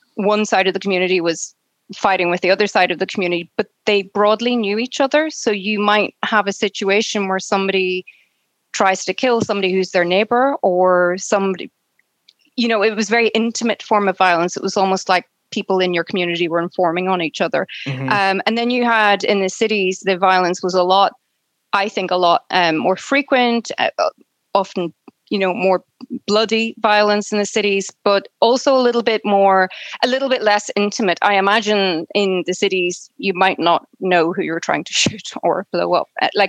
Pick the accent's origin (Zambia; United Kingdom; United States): United Kingdom; Northern Ireland; I was born in Northern Ireland, which is the part of Ireland that's run by Britain, it's part of the United Kingdom. So when I grew up in Northern Ireland